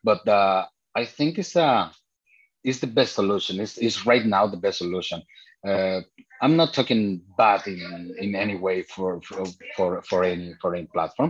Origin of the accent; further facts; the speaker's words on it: Mexico; I am from Mexico. I was working in several stores here in Mexico for e-commerce